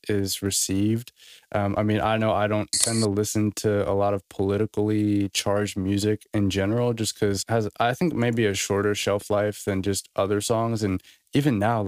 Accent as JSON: {"language": "English", "region": "Florida", "country": "United States", "said": "I'm from Florida, right? It's like super hot all the time"}